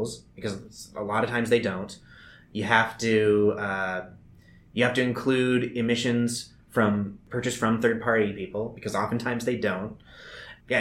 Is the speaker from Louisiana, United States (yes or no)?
no; Spokane, Washington, United States; my hometown of Spokane